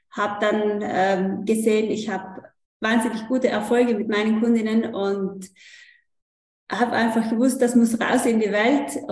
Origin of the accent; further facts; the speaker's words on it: Trentino-Alto Adige, Italy; Ich komme aus Südtirol